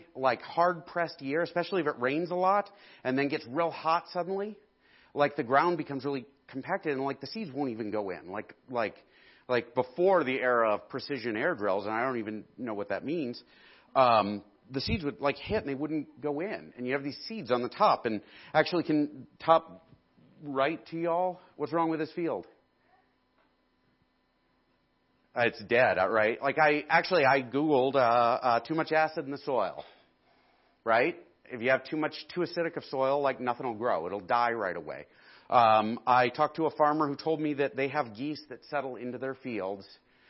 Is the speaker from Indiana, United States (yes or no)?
yes; Indiana, United States; Like, we came from Indiana where, like, cornfields are